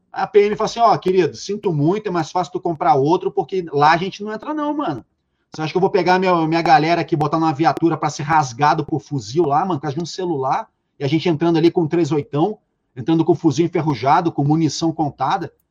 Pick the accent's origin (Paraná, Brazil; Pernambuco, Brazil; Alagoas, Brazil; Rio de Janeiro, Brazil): Rio de Janeiro, Brazil; Eu sou carioca e sou do subúrbio carioca, sou da Penha, ou seja, nos entornos do complexo do Alemão, Durante 11 anos da minha vida, eu vivi a cultura da comunidade da favela.